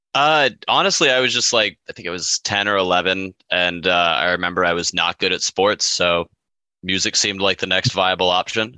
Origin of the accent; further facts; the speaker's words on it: Lake City, Florida, United States; I grew up uh, just north of Gainesville in a small little town called Lake City